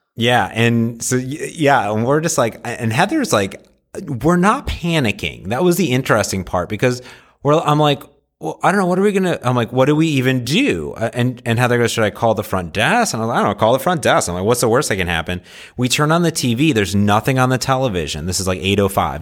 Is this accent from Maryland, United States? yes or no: no; Seattle, Washington, United States; I'm from Seattle